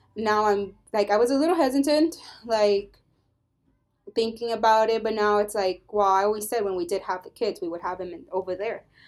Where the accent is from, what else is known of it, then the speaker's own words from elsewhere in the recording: United States; I'm an American